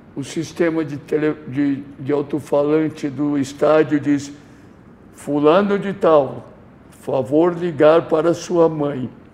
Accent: São Paulo, Brazil; eu como nascido em São Paulo

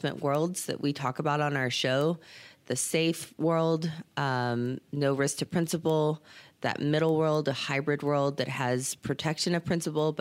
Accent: Beeville, Texas, United States; born or raised there; also born or lived in Victoria, Texas

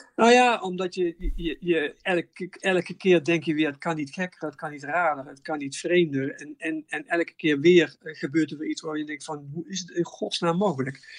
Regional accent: Netherlands; wij zijn als Nederlander

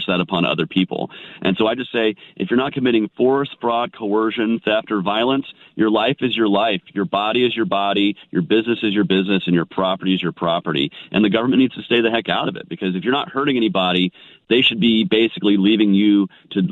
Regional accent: Georgia, United States; I'm from Georgia. I'm not used to that Minnesota cold

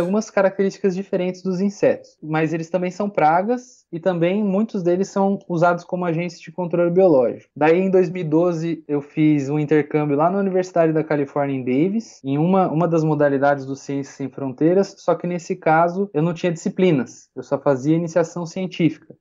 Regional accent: Matão, São Paulo, Brazil; Eu nasci, fui criado lá em Matão, é uma cidadezinha lá no interior, aqui no interior de São Paulo, bem pertinho de Araraquara

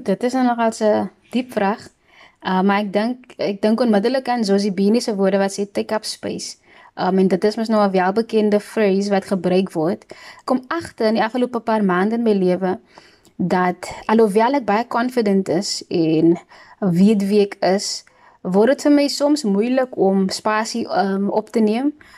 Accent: Worcester, Western Cape, South Africa; also born or lived in Pelican Park, Cape Town; now in Cape Town, South Africa; ek is van Woester. Um sommige mense sê dat Woester is meer as 'n plek as 'n atmosfeer en ek moet saamstem. Ek is super dankbaar dat ek in daai atmosfeer kon opgroei

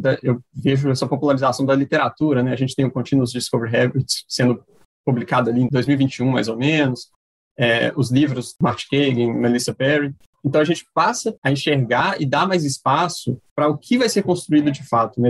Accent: Timóteo, Minas Gerais, Brazil; now in Ceará, Brazil; Sou natural do leste de Minas, de Timóteo, mas atualmente falo aqui do, do Ceará, onde eu moro

